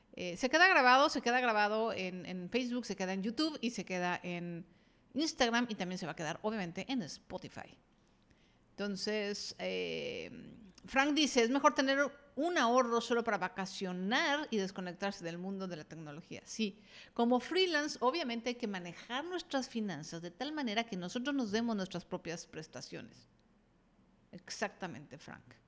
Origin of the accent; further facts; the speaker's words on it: Mexico; estoy en México, soy mexicana y, y estoy en México